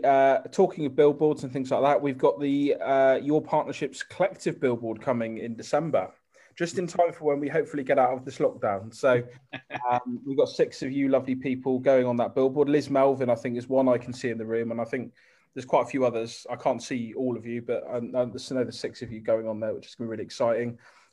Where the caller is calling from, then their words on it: South West England, United Kingdom; Hello, everybody. Good afternoon from sunny Cornwall.